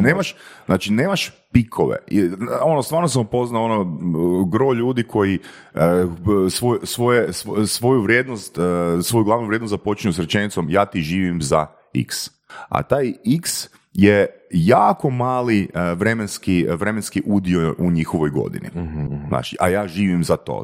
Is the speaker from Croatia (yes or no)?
yes; Varaždin, Varaždin County, Croatia; ja sam iz Varaždina